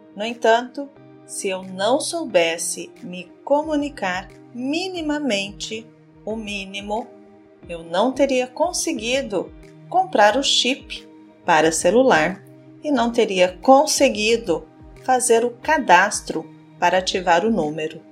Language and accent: Portuguese; Brazil